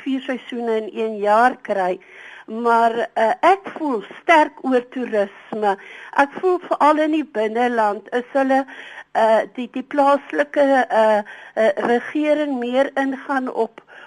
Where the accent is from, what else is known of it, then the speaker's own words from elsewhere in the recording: Port Elizabeth, Eastern Cape, South Africa; now in Bloemfontein, South Africa; Port Elizabeth is natuurlik my my geboortedorp